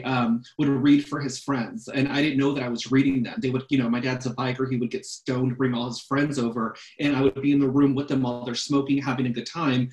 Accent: Simi Valley, California, United States; I grew up in Simi, and I'm old. I grew up in the early 80s

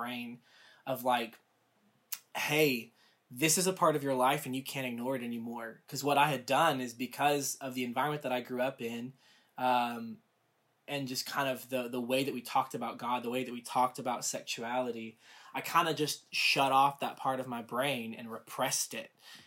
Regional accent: the South, United States; also born or lived in Rome, Georgia; I grew up in the South in a very conservative home environment.

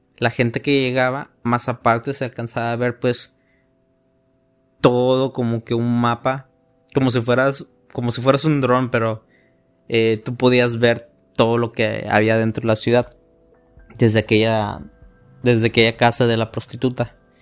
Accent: Mexico; mi país que, amo mucho, se llama México

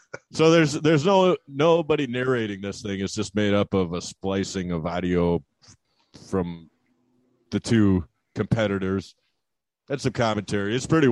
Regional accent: United States; I'm an American.

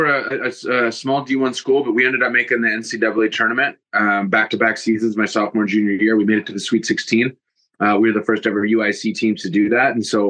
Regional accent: Green Bay, Wisconsin, United States; moved away as an adult; also born or lived in Chicago / London; I grew up in Green Bay

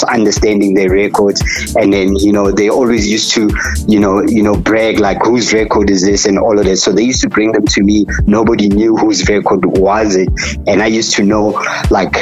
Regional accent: Katlehong, Gauteng, South Africa; I was born in the East Rand in Katlehong, township called Katlehong

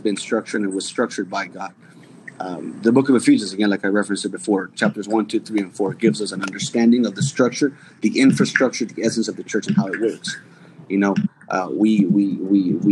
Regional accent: New York City, New York, United States; moved away; I grew up in New York City.

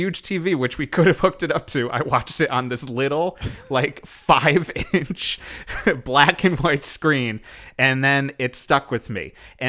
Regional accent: Connecticut, United States; In Connecticut.

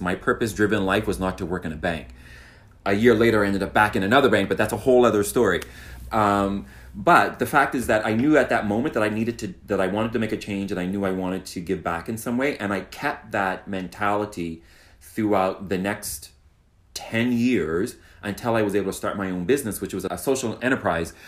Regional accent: Halifax, Nova Scotia, Canada; now in Toronto, Canada; I'm from Halifax, so why not go to my hometown

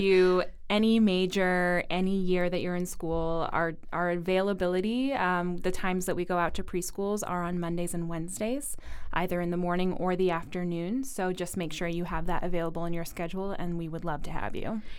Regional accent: New England, United States; I'm not originally from Rhode Island, but I am a New Englander

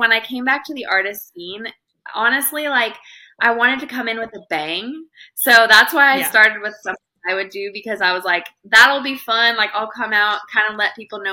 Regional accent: Montana, United States; now in Nashville, United States; I grew up in Montana

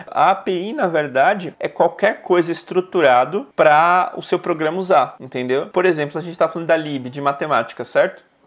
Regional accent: São Paulo, Brazil; also born or lived in Bahia; eu vim com 11 meses, né? Então, na verdade, eu não criei sotaque baiano

